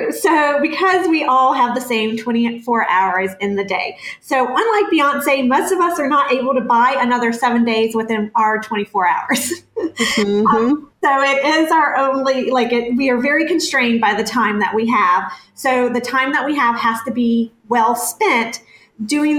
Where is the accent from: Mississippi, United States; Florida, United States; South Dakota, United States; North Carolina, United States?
North Carolina, United States; moved away as an adult; now in San Diego, United States; And we've been in California for a little over 3 years now, but I'm originally from North Carolina